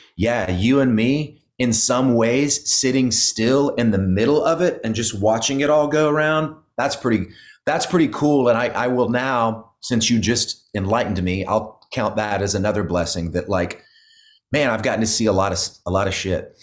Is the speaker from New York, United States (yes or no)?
no; Oklahoma, United States; moved away as an adult; now in Nashville, United States; I grew up in Oklahoma